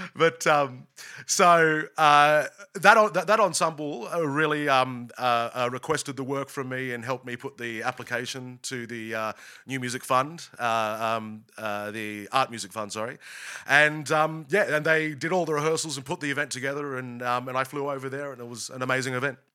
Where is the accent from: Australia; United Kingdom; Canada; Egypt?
Australia; also born or lived in United States; an Australian